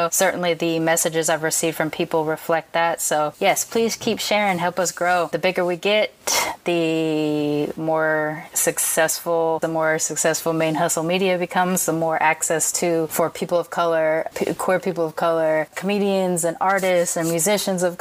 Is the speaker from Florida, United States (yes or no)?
no; Long Beach, California, United States; Chicanos and Me- Mexicans down here in when I was growing up in Long Beach